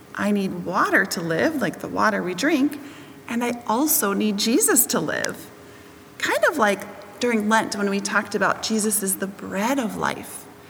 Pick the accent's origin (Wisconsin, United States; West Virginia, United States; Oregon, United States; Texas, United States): Wisconsin, United States; I grew up in Wisconsin around lots of different farms